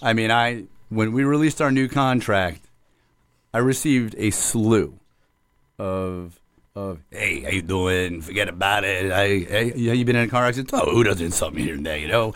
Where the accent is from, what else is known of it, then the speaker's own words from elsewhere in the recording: Hollywood, Florida, United States; I, uh, was born and raised in the city of Hollywood and still reside in the city of Hollywood.